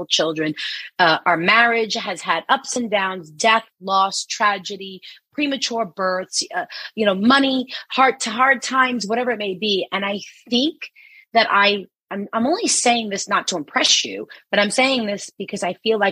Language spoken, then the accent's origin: English; New York City, New York, United States; am an Italian from Queens, New York